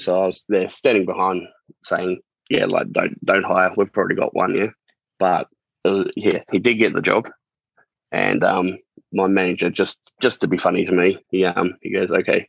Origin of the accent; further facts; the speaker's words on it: Devonport, Tasmania, Australia; moved away as an adult; now in Melbourne, Australia; I'm from a little town in Tasmania called Devonport.